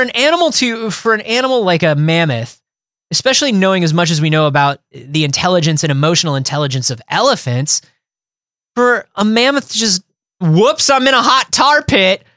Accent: Florida, United States; Growing up in Florida

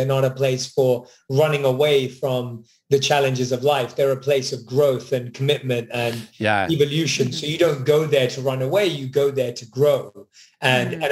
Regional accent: London, United Kingdom; moved away; Born and raised in London

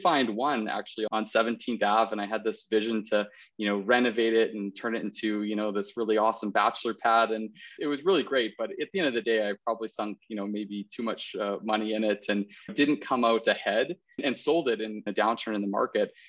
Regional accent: Okanagan, British Columbia, Canada; moved away as an adult; now in Calgary, Canada; I'm born and raised in the Okanagan

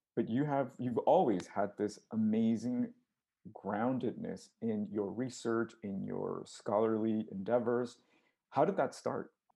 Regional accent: United States; I'm Mexican American, but I have no roots in Mexico. All my family's here

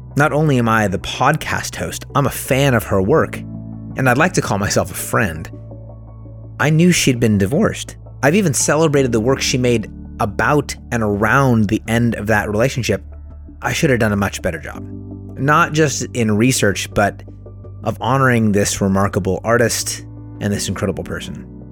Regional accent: Oakland, California, United States; also born or lived in Martinez, California; I was born in Oakland, California. Grew up here.

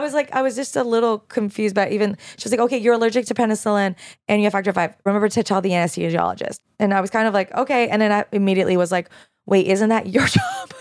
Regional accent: Canada; now in United States; as a Canadian

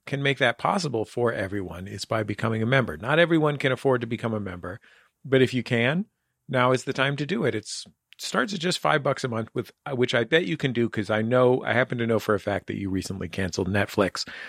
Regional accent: San Francisco, California, United States; growing up in San Francisco

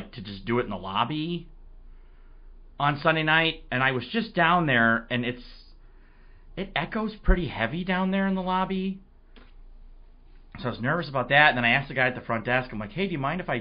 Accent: Marquette, Michigan, United States; now in Milwaukee, United States; Marquette is, as you may know by now, my hometown

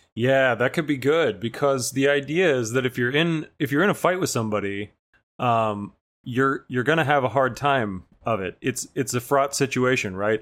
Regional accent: Missouri, United States; my home state of Missouri

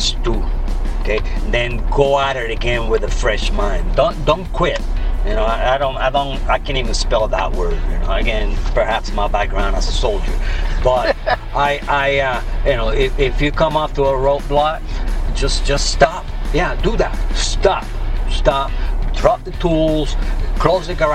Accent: Puerto Rico; moved away as an adult; now in Texas, United States; I am originally born and raised in Puerto Rico, USA. I was born and raised there, and at 19, 18 years old, I joined the Army

